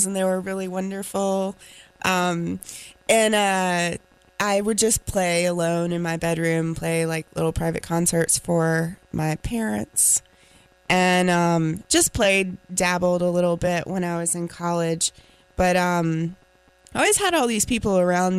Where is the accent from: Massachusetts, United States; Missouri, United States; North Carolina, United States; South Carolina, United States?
North Carolina, United States; Raleigh; accent: Southern; also born or lived in Garner, North Carolina / Greenville, North Carolina; Born in Raleigh. Got myself a little bit of a Southern accent here because my family, we moved to Garner when I was about 12, 13, and went to high school there